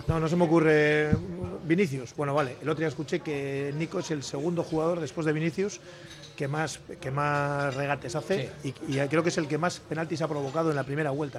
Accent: Basque Country, Spain; soy de aquí, evidentemente

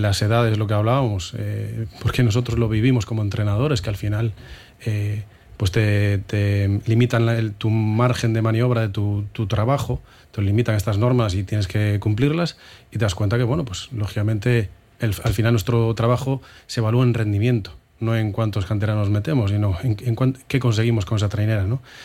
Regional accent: Moaña, Galicia, Spain; En mi pueblo era hacer fútbol o hacer remo, cuando yo empecé en el remo

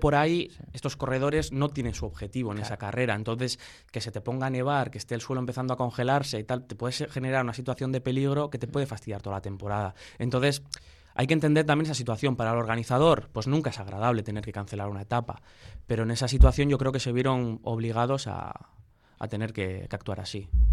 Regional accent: Bilbao, Basque Country, Spain; de aquí de Bilbao, pues, pues como buen bilbaíno

